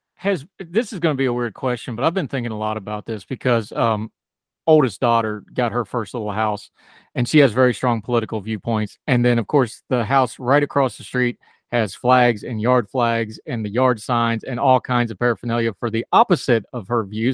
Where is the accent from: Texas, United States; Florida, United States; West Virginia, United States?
West Virginia, United States; moved away; I grew up in West Virginia